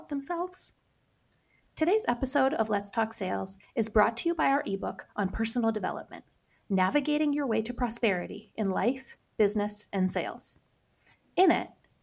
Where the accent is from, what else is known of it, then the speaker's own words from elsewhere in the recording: Upper Peninsula of Michigan, United States; I grew up in the Upper Peninsula of Michigan, and I'll say I don't have the strong accent that even my brother has